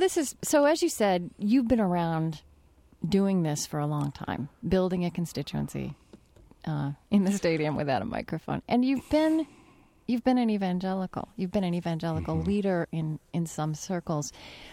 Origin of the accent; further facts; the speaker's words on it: United States; Right, because in the evangelical churches I grew up in the Southern Baptist churches I grew up in, I think in the entire mainstream evangelical life in this country